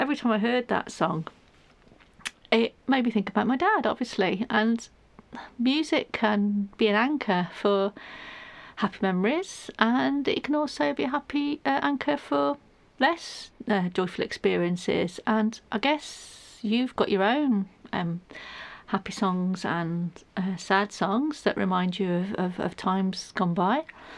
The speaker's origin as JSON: {"language": "English", "town": "Manchester", "region": "North West England", "country": "United Kingdom", "said": "That shows you where I'm from. I'm from Manchester originally. Can't tell by the accent, I know."}